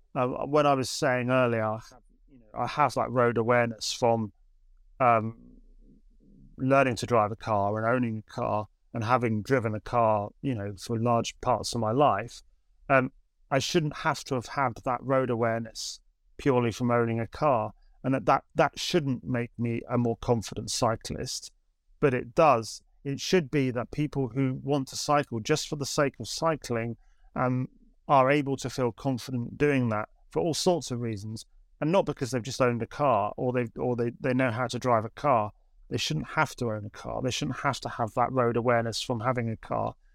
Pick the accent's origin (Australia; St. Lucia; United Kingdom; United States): United Kingdom; Suffolk, East of England; now in Canterbury, United Kingdom; I grew up in Suffolk. Um, I'm not from Canterbury